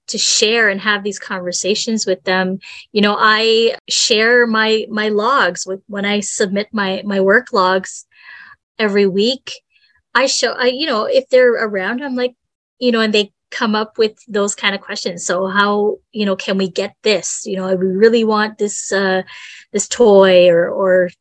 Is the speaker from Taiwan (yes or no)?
no; Canada; we're Canadian